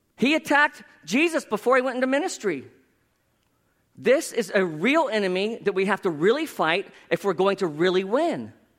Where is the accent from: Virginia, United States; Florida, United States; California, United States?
Florida, United States; South; my hometown. That sounds like I'm from Narnia. Anyway, South Florida